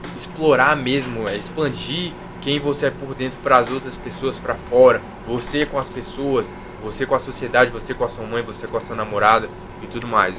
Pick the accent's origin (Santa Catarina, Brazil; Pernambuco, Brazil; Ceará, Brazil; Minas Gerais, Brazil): Minas Gerais, Brazil; interior of; eu sou de Minas Gerais, sou do interior de Minas